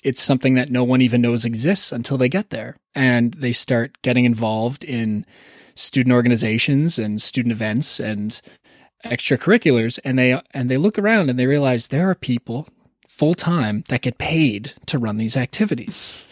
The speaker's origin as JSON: {"language": "English", "town": "Toronto", "region": "Ontario", "country": "Canada", "tie": "born or raised there", "said": "growing up in Toronto"}